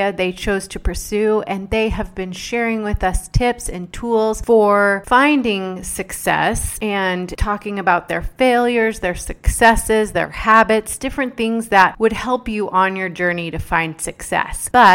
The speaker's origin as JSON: {"language": "English", "town": "Dallas", "region": "Texas", "country": "United States", "tie": "born or raised there", "said": "I was born and raised in Dallas, Texas"}